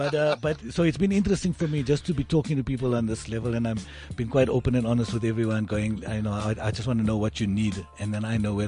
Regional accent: Polokwane, Limpopo, South Africa; growing up in Polokwane

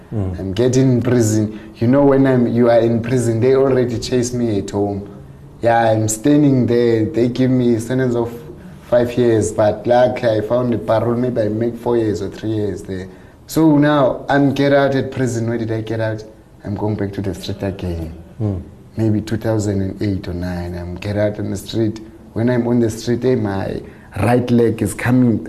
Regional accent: Eastern Cape, South Africa; moved away; I was born in Eastern Cape. Yeah, I'm growing up with a grandmother in a nice place.

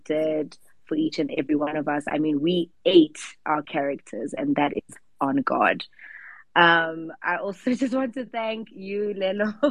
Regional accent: South Africa; we are South African artists

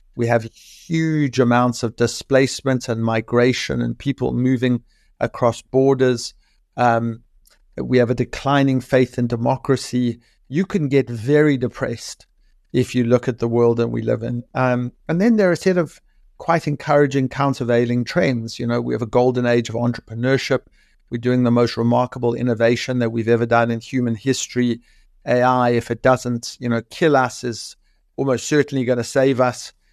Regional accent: South Africa; moved away as an adult; now in London, United Kingdom; I grew up in South Africa in the nineteen eighties

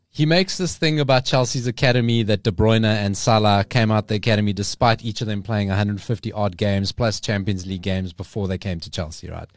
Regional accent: South Africa; we're South African

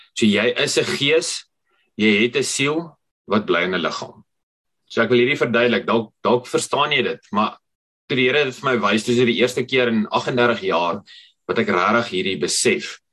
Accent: Potchefstroom, North West, South Africa; ek kom van Potchefstroom af. My storie het begin daar in Potchefstroom.

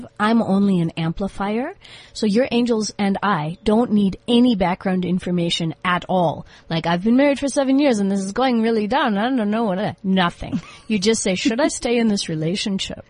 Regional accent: United States; moved away as an adult; now in South Africa; I'm from America. I was born in 1969.

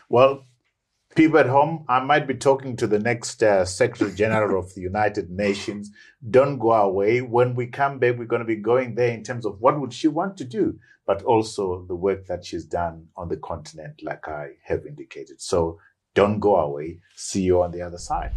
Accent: Bulawayo, Zimbabwe; I grew up in Magwegwe

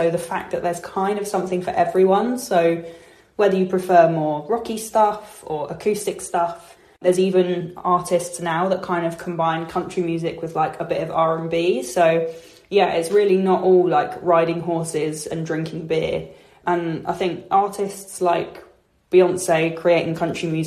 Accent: Hertfordshire, East of England, United Kingdom; I'm from Hertfordshire in England.

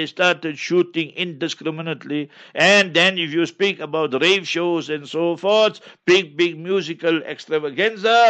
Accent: South Africa; first language Memoni; English is a second language; my mother tongue is Maiman. I'm born in South Africa. My family is here for over 100 years

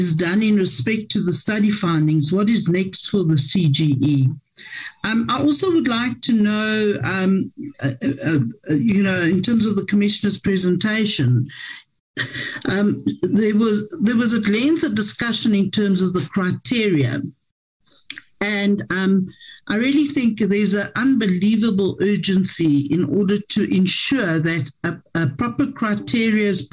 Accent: Ekurhuleni, Gauteng, South Africa; I'm from Ekurhuleni

